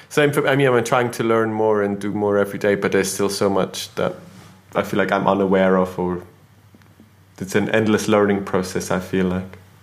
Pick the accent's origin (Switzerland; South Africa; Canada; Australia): Switzerland; now in United Kingdom; growing up in Switzerland in school rarely talked or thought about uh, ethnicity